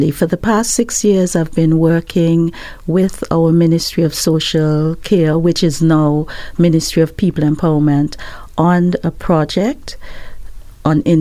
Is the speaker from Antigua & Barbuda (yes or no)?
yes; Antigua & Barbuda; now in Barbados; I'm originally from Antigua, yes, but I've lived in Barbados most of my life.